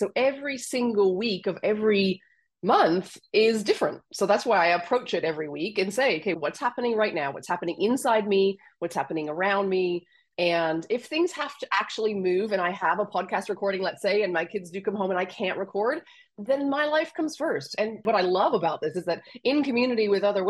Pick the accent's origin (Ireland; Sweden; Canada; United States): Canada; accent: Canadian; moved away as an adult; also born or lived in Australia; now in France; I'm Canadian, so my accent is Canadian. And I went from Canada to Australia at 26 for a month, and I stayed for 17 years.